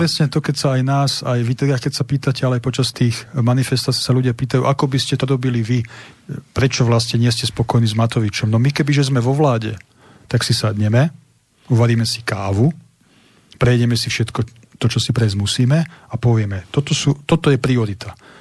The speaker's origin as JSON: {"language": "Slovak", "town": "Nitra", "region": "Nitra Region", "country": "Slovakia", "said": "som zo Starobilej Nitry"}